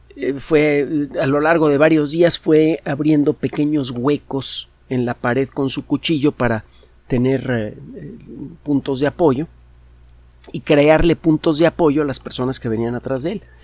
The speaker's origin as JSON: {"language": "Spanish", "country": "Mexico", "said": "a uno como mexicano"}